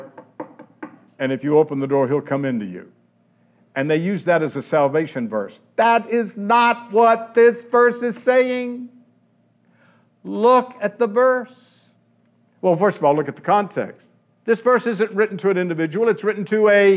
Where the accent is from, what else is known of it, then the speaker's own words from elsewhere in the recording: the South, United States; Growing up in the South